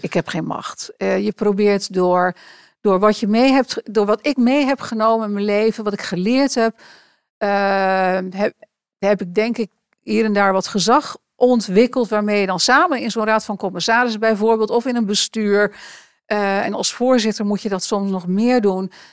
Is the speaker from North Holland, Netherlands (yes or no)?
no; Enschede, Overijssel, Netherlands; moved away as an adult; ik ben geboren in Enschede en heb eh, daarna ehm, een wat groter gedeelte, lagere school, middelbare school, in een dorpje bij Enschede eh, geleefd.